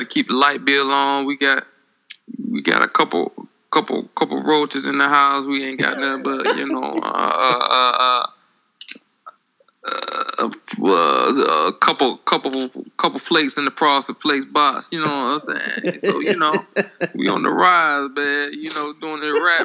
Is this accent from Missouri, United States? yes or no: no; Clarksdale, Mississippi, United States; now in Atlanta, United States; I'm from Clarksdale, Mississippi, man. But now here in Atlanta